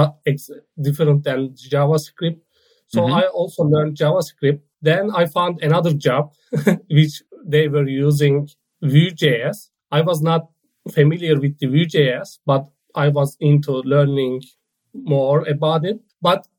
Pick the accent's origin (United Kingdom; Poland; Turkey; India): Turkey; moved away as an adult; now in Netherlands; I am from Turkey, but I relocated to the Netherlands 3 months ago